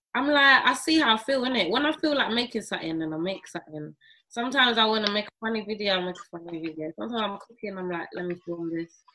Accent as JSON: {"language": "English", "country": "St. Lucia", "tie": "born or raised there", "moved": "yes", "lives_now": "United Kingdom", "said": "I grew up in Saint Lucia"}